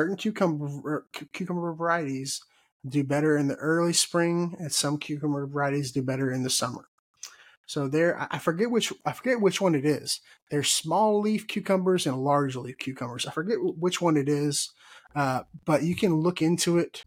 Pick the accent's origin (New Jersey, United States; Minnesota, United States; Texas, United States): Texas, United States; I'm from Texas